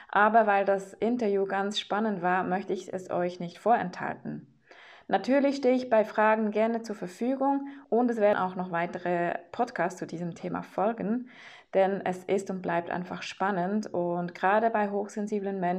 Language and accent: German; Switzerland; ich bin aus der Schweiz.